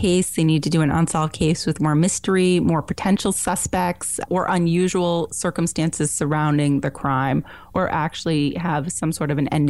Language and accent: English; Vermont, United States; I'm from Vermont